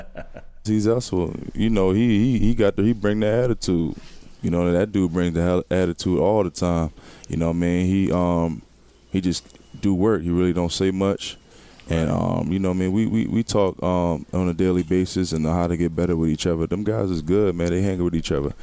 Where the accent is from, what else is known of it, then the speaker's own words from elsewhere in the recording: Philadelphia, Pennsylvania, United States; moved away as an adult; my hometown